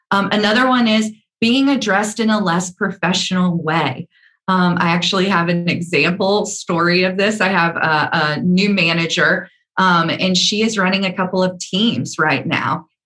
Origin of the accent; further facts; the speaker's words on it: the South, United States; accent: Southern; Because I have a very deep Southern accent